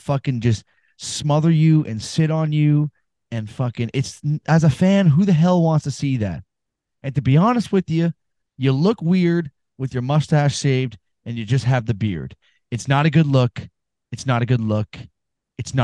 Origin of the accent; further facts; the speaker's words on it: Canada; I'm from Canada